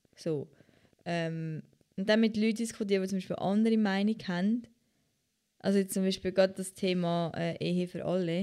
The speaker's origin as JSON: {"language": "German", "country": "Switzerland", "said": "als Schweizerin"}